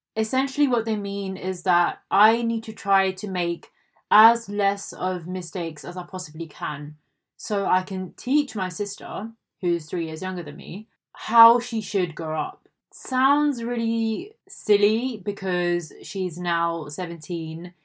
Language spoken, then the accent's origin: English; India; I am an Indian